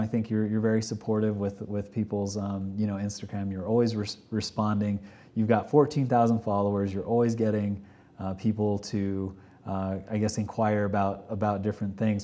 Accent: Texas, United States; moved away as an adult; now in Park City, United States; originally I'm from Texas

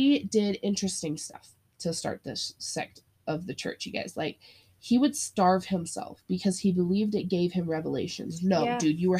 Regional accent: Utah, United States; I knew people growing up in Utah that were not allowed to eat chocolate because there was caffeine in it.

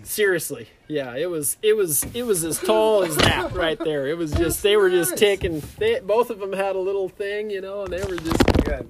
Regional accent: Clark County, Washington, United States; moved away; also born or lived in California; Yeah, I was born in California, and I moved to the Vancouver Clark County really is where we lived. Okay. I moved there in 1992, and it was like Battleground was like 2,000 people when we moved there.

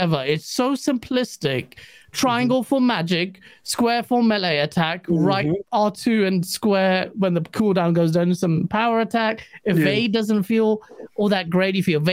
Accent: England, United Kingdom; me as an English person

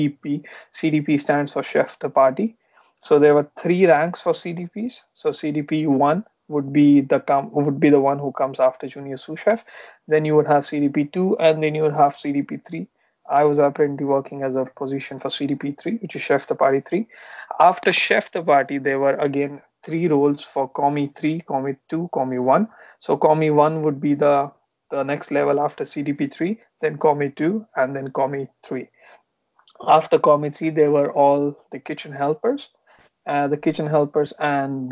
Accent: Pune, Maharashtra, India; moved away as an adult; also born or lived in London; I'm basically from Pune, which is close to Mumbai in India.

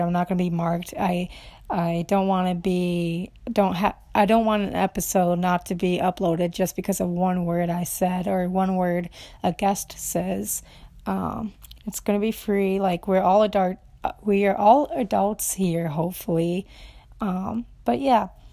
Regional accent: Romania; English is a second language; now in Minnesota, United States; I'm from Romania. I've been here seventeen years in the U S, in Minnesota

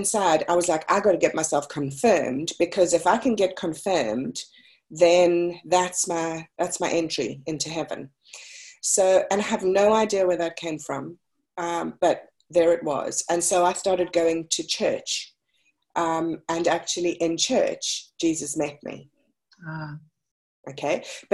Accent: South Africa; I was born and raised in South Africa.

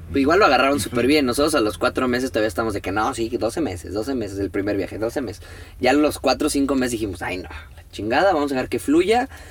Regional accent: Mexico; somos mexicanos

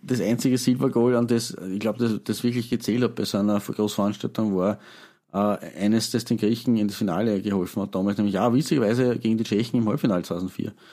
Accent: Eastern Austria, Austria; Gezwungenermaßen als, als Ostösterreicher

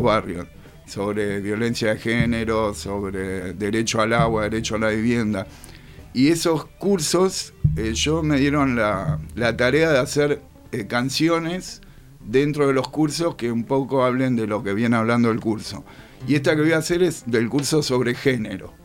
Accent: Buenos Aires, Argentina; yo nací en Saavedra, oh. a la vuelta de la casa del …

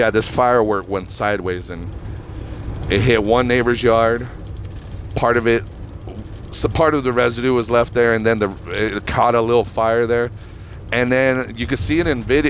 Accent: Reno, Nevada, United States; now in Las Vegas, United States; Where I grew up in Reno, Nevada

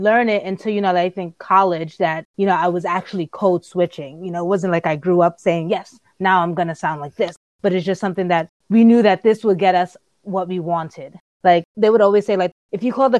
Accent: New York City, New York, United States; also born or lived in Appleton, Wisconsin

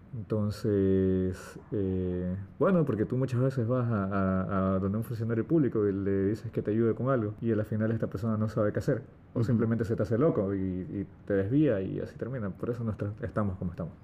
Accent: Ecuador; Nuestro país

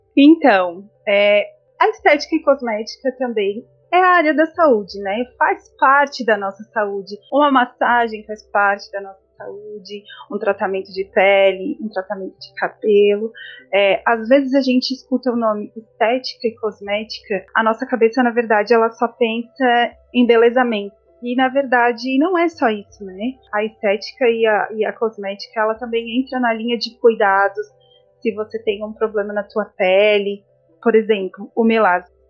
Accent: São Joaquim, Santa Catarina, Brazil; also born or lived in Santo André; now in Florianópolis, Brazil; eu sou de Santo André, né? Morei em Santo André até os meus quatro anos. Fui embora para São Joaquim, na a terra da neve, muitas pessoas já devem ter visto, né, na televisão, São Joaquim, Santa Catarina.

